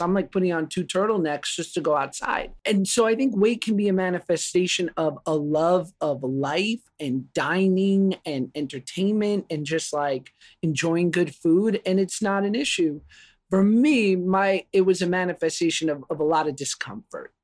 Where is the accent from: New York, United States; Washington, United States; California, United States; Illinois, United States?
New York, United States; I grew up in New York